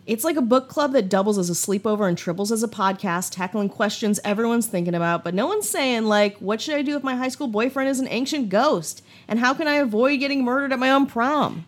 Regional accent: Midwest, United States; growing up in the Midwest

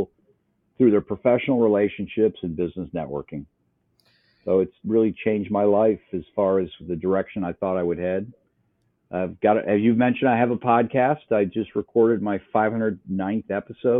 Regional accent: Upper Peninsula of Michigan, United States; moved away as an adult; also born or lived in Wisconsin; now in Columbus, Ohio, United States; I grew up in the Upper Peninsula of Michigan.

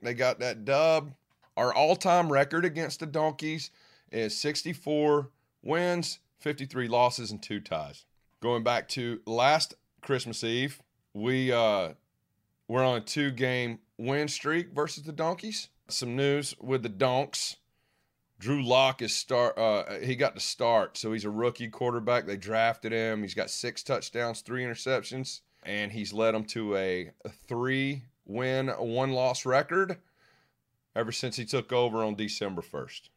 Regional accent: Locust, North Carolina, United States; I'm from, uh, a little town called Locust, North Carolina

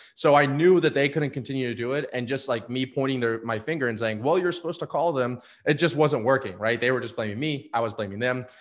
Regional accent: Destin, Florida, United States; moved away as an adult; also born or lived in Atlanta, Georgia; my hometown in Destin, Florida

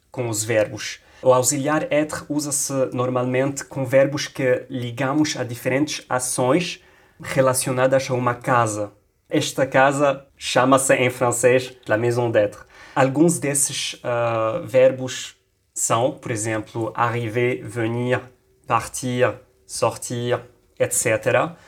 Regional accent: Lebanon; accent: Lebanese; Portuguese is a second language; Je suis libanais, je suis à Beirute

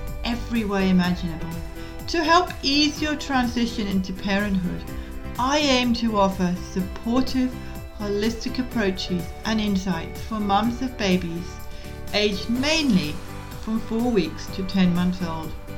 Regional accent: Scotland, United Kingdom; now in Tasmania, Australia; I was brought up in Scotland

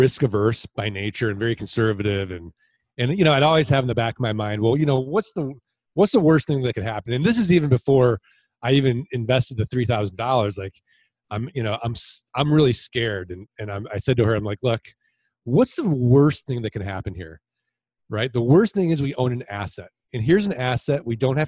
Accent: St. Louis, Missouri, United States; now in Arizona, United States; I'm originally from St. Louis, Missouri. I'm from the show me state.

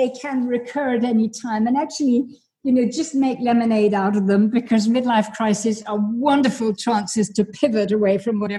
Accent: England, United Kingdom; born there; I was born in England. He was born in Kenya. We lived in many, many parts of the world

